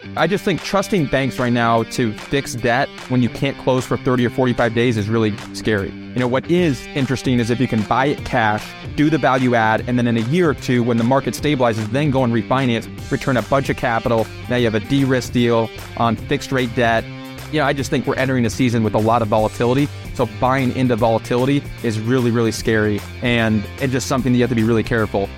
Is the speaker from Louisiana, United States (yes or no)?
no; Des Moines, Iowa, United States; moved away as an adult; now in Denver, United States; I grew up in Des Moines, Iowa